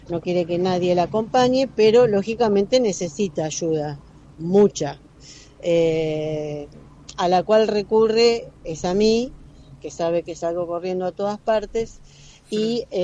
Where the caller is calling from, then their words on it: Mar del Plata, Buenos Aires Province, Argentina; Buen día, Gaby. … de Mar del Plata. Espero que reconozcas mi voz.